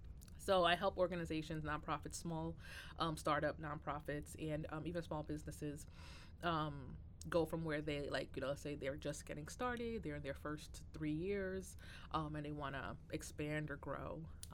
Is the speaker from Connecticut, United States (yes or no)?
yes; Bridgeport, Connecticut, United States; also born or lived in New York / Boston / Providence; I was born in New York, but raised in Connecticut, in Bridgeport, Connecticut. And, you know, went through schooling there. I was born to Haitian immigrant parents. So definitely have that kind of upbringing of very strict household